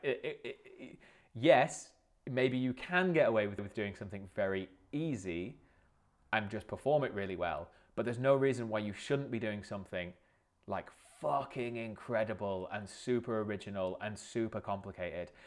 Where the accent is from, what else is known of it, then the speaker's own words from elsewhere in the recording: Lake District, North West England, United Kingdom; I grew up in the Lake District